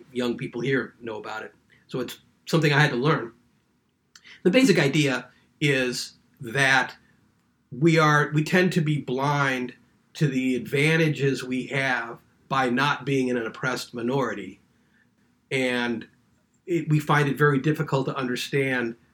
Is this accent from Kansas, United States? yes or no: no; St. Louis, Missouri, United States; moved away as an adult; my hometown of St. Louis